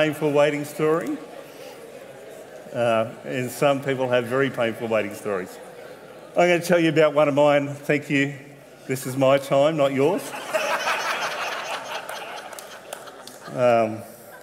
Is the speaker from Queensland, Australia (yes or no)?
no; Wollongong, New South Wales, Australia; now in Tasmania, Australia; my hometown in Wollongong